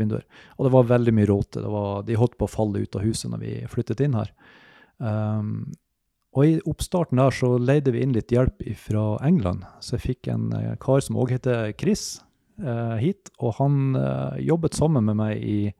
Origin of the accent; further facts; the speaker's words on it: Mosjøen, Nordland, Norway; moved away; jeg er opprinnelig fra Mosjøen. Eh, flyttet ned hit